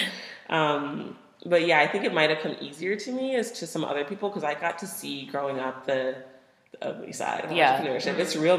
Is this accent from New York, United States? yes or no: no; Cape Coral, Florida, United States; moved away as an adult; now in Seattle, United States; I grew up in Florida.